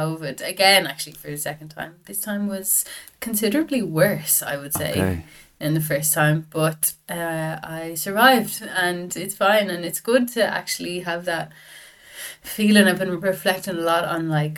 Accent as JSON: {"language": "English", "town": "Dublin", "region": "Leinster", "country": "Ireland", "tie": "born or raised there", "said": "I'm from Dublin. Grew up in Dublin, North Dublin"}